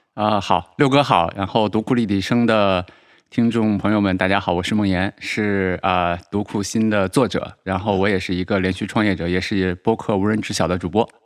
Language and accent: Chinese; China; 我们中国人